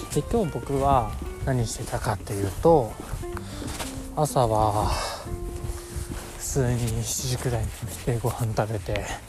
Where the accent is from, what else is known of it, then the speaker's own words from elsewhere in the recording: Japan; 僕の地元の小林駅